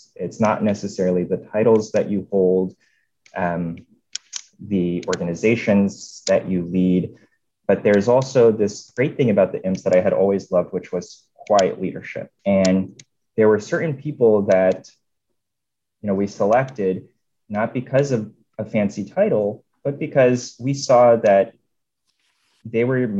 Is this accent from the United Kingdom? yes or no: no; Northern Virginia, United States; moved away as an adult; now in Los Angeles, United States; So I grew up in Northern Virginia. My wife grew up in Northern Virginia as well. And I think, you know, I think we'll be here maybe 5 to 10 years.